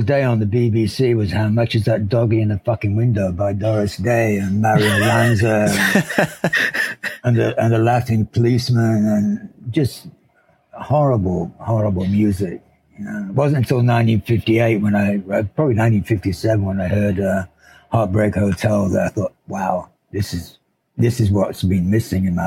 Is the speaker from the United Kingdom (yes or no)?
yes; Sheffield, Yorkshire and the Humber, United Kingdom; moved away as an adult; also born or lived in London / Sydney; now in United States; I grew up in Sheffield in Yorkshire in England